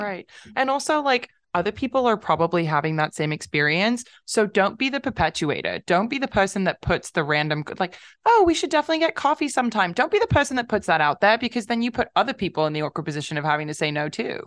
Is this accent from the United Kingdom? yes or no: yes; London, United Kingdom; moved away; also born or lived in California; I'm from London, but I lived in California for a long time